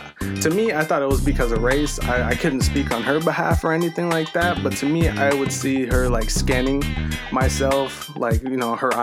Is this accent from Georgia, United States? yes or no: no; Paso Robles, California, United States; also born or lived in San Francisco Bay Area, California; I grew up in the Bay until like I was like maybe one, two or anything like something like that. And then I moved to Paso.